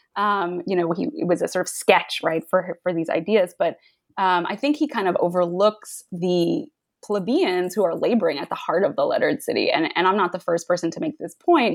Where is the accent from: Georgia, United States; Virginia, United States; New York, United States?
New York, United States; the New York suburbs, United States; I grew up in the New York suburbs